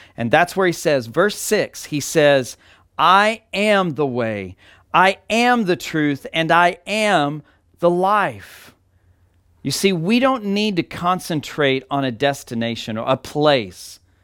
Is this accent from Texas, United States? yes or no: yes; Texas, United States; moved away; my hometown in Texas